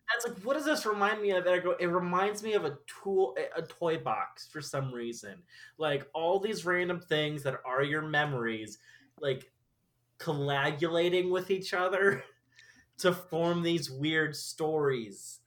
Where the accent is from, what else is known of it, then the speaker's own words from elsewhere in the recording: Omaha, Nebraska, United States; also born or lived in Treasure Island, California; I was born in like uh, Treasure Island, California, but I grew up in Omaha.